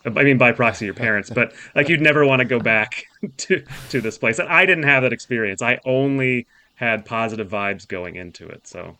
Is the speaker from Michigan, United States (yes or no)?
no; Alaska, United States; I grew up Catholic, and I grew up in Alaska.